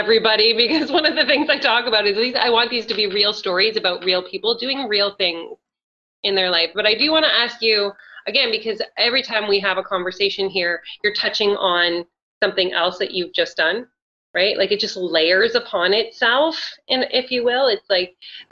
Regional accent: Canada; I'm Canadian

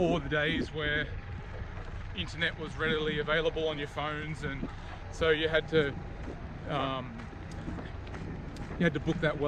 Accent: Brisbane, Queensland, Australia; I'm from Brisbane.

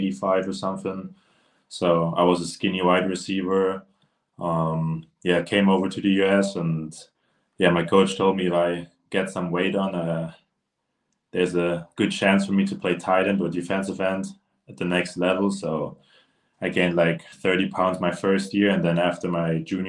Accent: Germany; I played for my hometown team in Germany

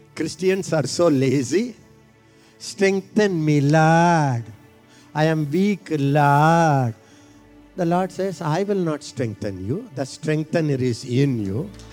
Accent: India; I am an Indian.

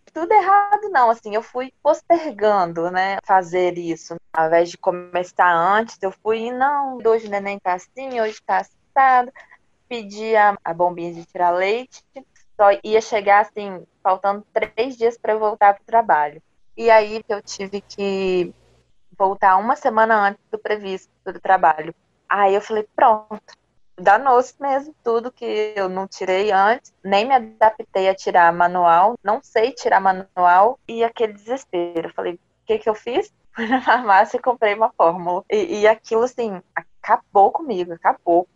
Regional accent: Vila Velha, Espírito Santo, Brazil; Eu sou de Vila Velha, no Espírito Santo

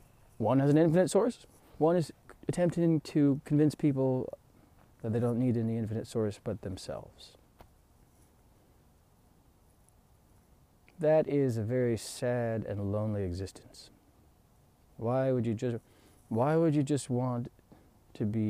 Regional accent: United States; being an American

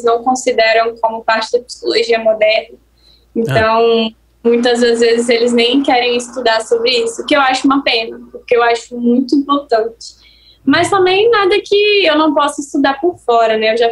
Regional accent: Espírito Santo, Brazil; eu sou capixaba.

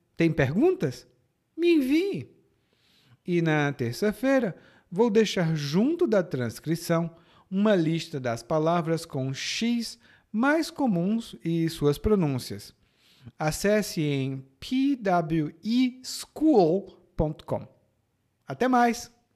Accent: Ceará, Brazil; accent: Ceará; No meu sotaque do Ceará é sh

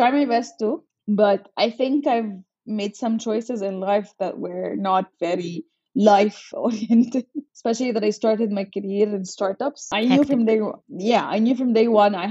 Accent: Alexandria, Alexandria Governorate, Egypt; also born or lived in Cairo; I'm originally from Alexandria

